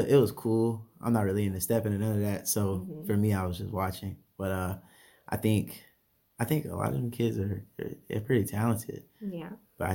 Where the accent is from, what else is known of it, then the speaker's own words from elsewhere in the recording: Miami, Florida, United States; I'm from Miami, Florida